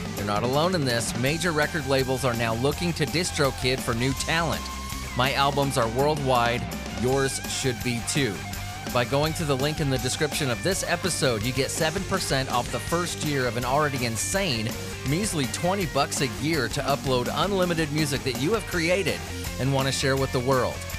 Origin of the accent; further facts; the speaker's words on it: Southern California, United States; moved away; I grew up in Southern California